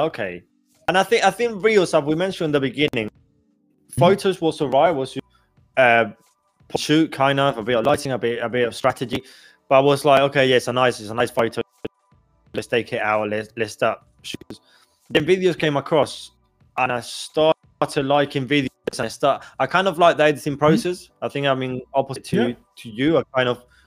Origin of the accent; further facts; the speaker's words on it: southern Spain, Spain; English is a second language; moved away; I come from the south of Spain.